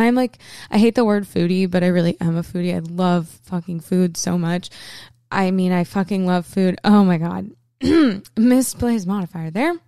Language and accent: English; Portland, Maine, United States; moved away; Portland, my hometown